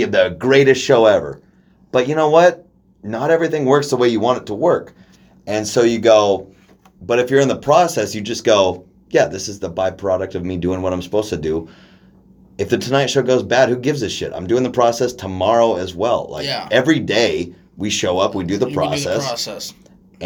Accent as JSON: {"language": "English", "town": "Dayton", "region": "Oregon", "country": "United States", "tie": "born or raised there", "said": "we grew up in Oregon, where we grew up in Dayton, where there's nobody doing anything"}